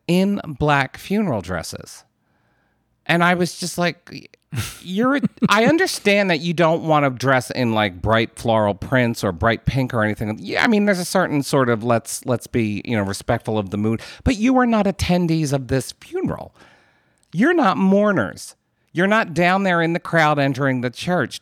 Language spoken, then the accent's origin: English; United States; as an American